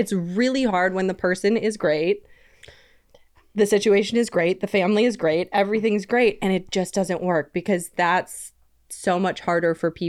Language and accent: English; Wisconsin, United States; So I came from Wisconsin where you can get 6 DUIs before they like call your landline